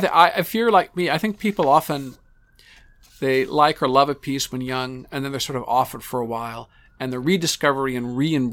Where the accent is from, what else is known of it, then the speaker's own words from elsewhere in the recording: Ann Arbor, Michigan, United States; my hometown boy, because I'm from Ann Arbor, Michigan